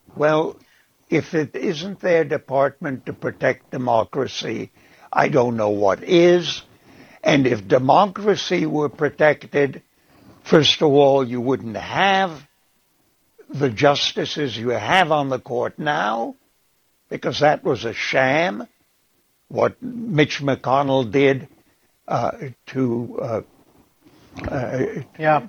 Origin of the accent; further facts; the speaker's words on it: Prague, Czechia; now in United States; I was born in Prague